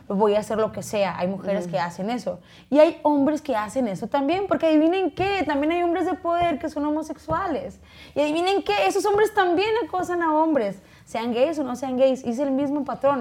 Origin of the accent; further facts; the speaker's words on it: Chihuahua, Mexico; yo no soy de rancho, pero mi familia, sus orígenes pues sí es de rancho, soy, de Chihuahua